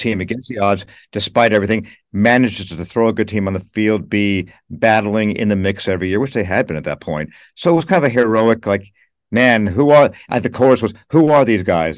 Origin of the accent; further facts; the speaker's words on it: Los Angeles, California, United States; moved away as an adult; now in New York, United States; I was born and raised in L A.